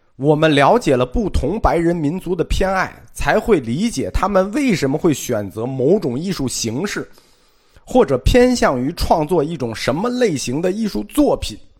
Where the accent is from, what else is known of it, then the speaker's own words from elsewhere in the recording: China; 我们中国人